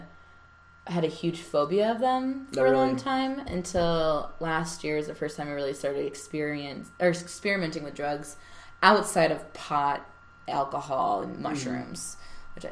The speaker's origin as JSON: {"language": "English", "region": "New York", "country": "United States", "tie": "born or raised there", "moved": "as an adult", "lives_now": "Denver, United States", "said": "we grew up in New York together"}